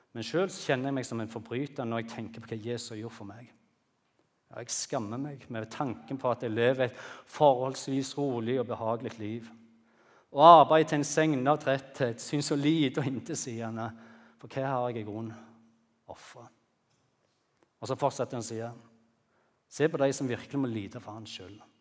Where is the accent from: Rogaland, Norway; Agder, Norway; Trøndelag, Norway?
Rogaland, Norway; Bryne; hjemme på Bryne